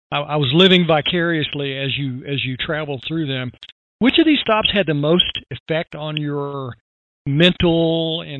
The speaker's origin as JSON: {"language": "English", "region": "Texas", "country": "United States", "tie": "born or raised there", "said": "I grew up in Texas"}